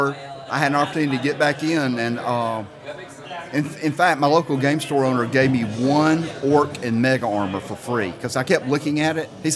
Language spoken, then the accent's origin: English; Birmingham, Alabama, United States; I'm from Birmingham.